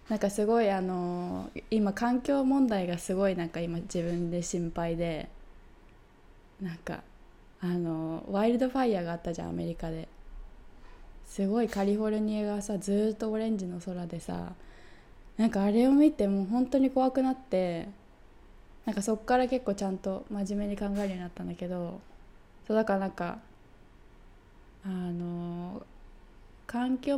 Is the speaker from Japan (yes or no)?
no; United Kingdom; 私イギリス人だから